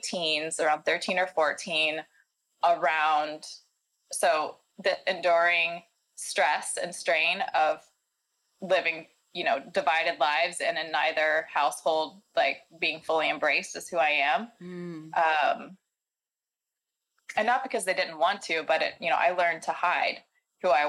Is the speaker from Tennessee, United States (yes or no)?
yes; Nashville, Tennessee, United States; I grew up in Nashville, Tennessee, in the South.